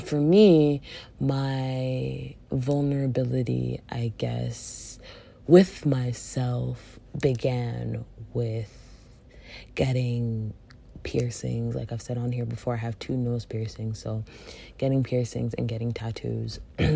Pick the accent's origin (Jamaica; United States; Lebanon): Jamaica; especially being Jamaican